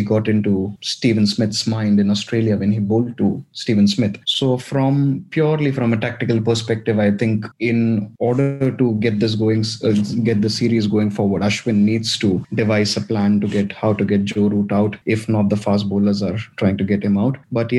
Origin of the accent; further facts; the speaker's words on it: India; we're very worried as an Indian fan